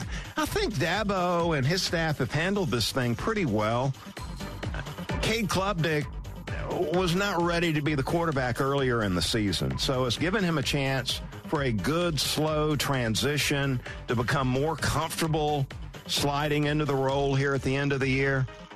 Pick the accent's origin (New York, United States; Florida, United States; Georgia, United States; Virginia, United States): Georgia, United States; Valdosta; And that was Valdosta, my hometown.